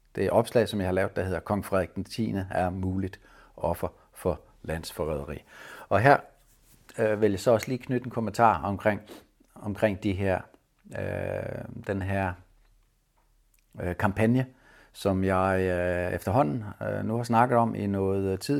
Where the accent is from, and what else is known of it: Denmark